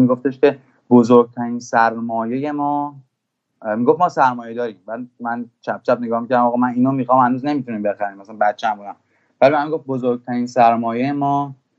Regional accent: Iran; also born or lived in Germany; من که توی آلمان به دنیا اومدم بعد اومدم ایران

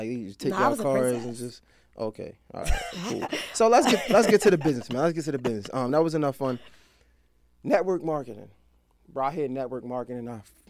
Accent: Baltimore, Maryland, United States; now in Atlanta, United States; I'm from Baltimore.

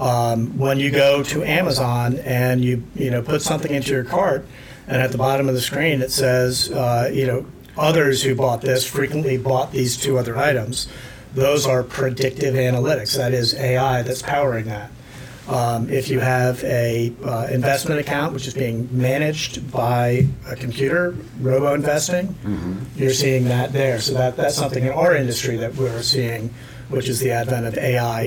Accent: New York, United States; I grew up in New York.

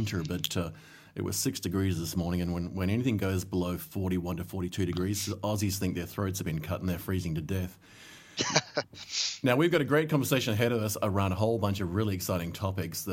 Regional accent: Solomon Islands; moved away; I grew up in the Solomon Islands

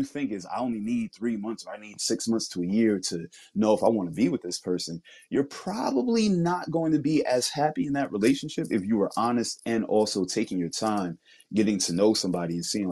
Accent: New York, United States; I'm from New York

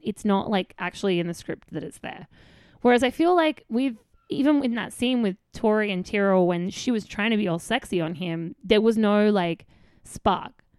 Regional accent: Australia; I'm Australian.

